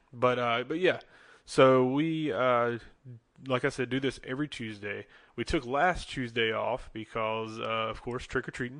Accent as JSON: {"language": "English", "town": "Charlotte", "region": "North Carolina", "country": "United States", "said": "we're from the Charlotte, North Carolina area"}